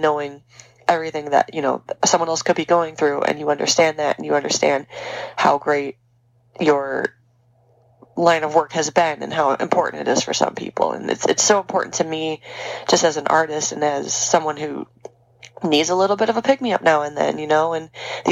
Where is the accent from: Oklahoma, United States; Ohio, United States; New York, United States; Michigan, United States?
Michigan, United States; Detroit; we're both from Detroit